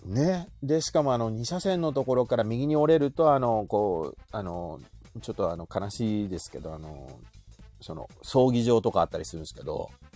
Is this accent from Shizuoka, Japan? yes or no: yes; Shizuoka, Japan